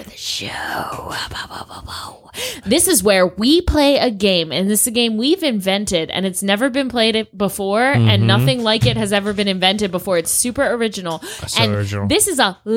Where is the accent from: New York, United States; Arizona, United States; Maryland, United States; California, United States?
Maryland, United States; Baltimore; I'm from Baltimore.